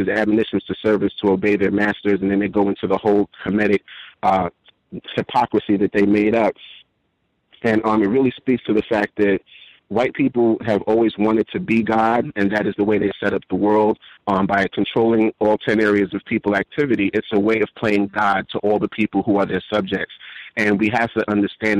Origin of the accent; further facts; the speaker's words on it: New York City, New York, United States; I grew up in New York City during the crack era